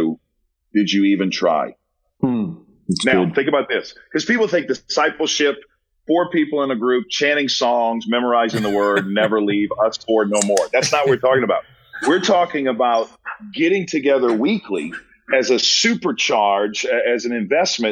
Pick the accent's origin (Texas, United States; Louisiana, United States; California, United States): Louisiana, United States; New Orleans; I'm from New Orleans